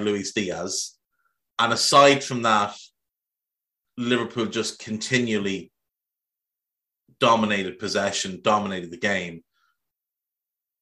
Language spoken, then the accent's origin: English; Ireland; if you grew up in Ireland when I grew up in Ireland